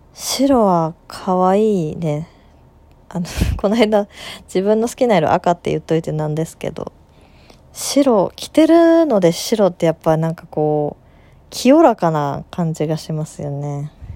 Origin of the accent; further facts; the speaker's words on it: Aichi, Japan; 愛知のど田舎出身なんですけど